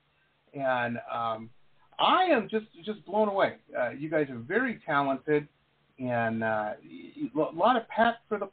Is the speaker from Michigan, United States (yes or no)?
yes; Detroit, Michigan, United States; I grew up in Detroit, so drove through Ohio many, many times